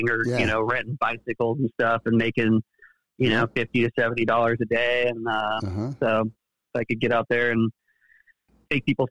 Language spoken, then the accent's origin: English; Amador County, California, United States; growing up in Amador County